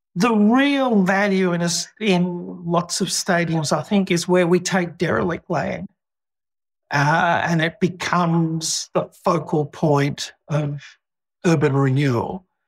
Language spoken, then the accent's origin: English; Australia; living in Australia and being an Australian